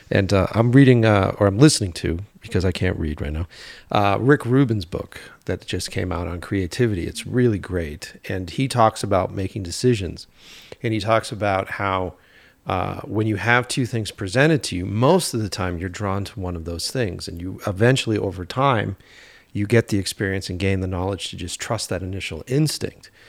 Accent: East Coast, United States; I always take self self help books with like a grain of fucking salt because I'm from the East Coast, so I'm like, what's this guy doing?

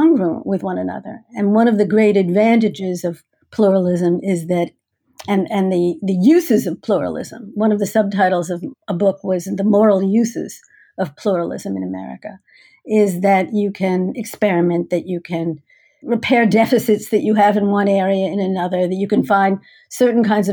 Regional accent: Teaneck, New Jersey, United States; moved away as an adult; I grew up in Teaneck, New Jersey, where I went to public high school

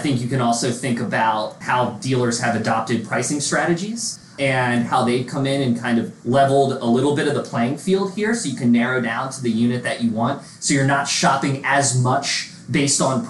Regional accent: right outside the Philadelphia area, Pennsylvania, United States; I played a bit of music with a group of guys out of my hometown right outside the Philadelphia area

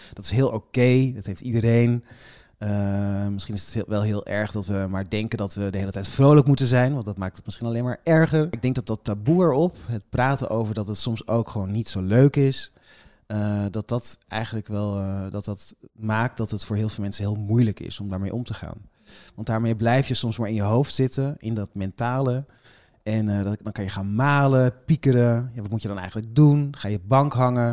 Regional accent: Friesland, Netherlands; now in Amsterdam, Netherlands; ik woon in Amsterdam, ik ben geboren in Friesland

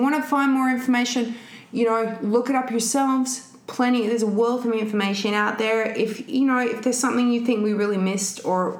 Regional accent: Adelaide, South Australia, Australia; unlike many of the population of Australia, I was born and raised in Adelaide.

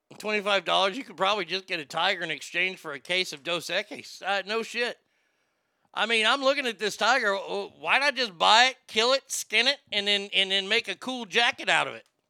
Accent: the South, United States; I grew up in the South

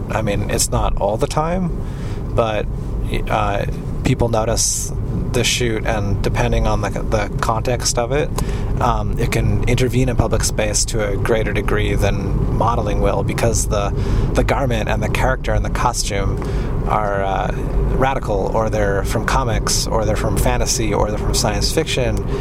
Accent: Canada; as a Canadian

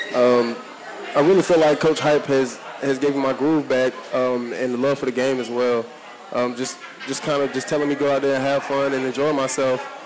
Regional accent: Greensboro, North Carolina, United States; my high school down the street, Dudley High School

